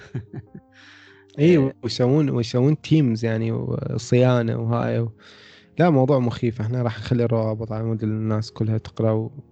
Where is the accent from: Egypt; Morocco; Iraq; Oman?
Iraq; عندنا بالعراق